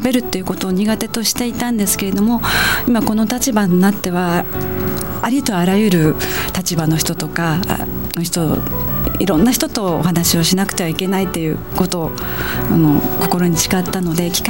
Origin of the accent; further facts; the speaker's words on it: Kansai, Japan; 夫も関西人なんですけどそんなんやめとけやめとけって大変やからやめとけって言ってたんですけれども